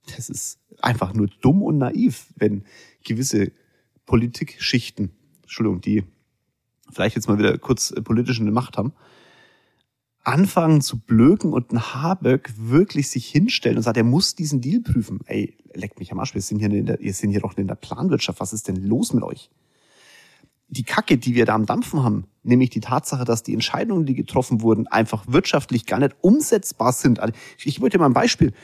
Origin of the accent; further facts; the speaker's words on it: Germany; Wir Deutschen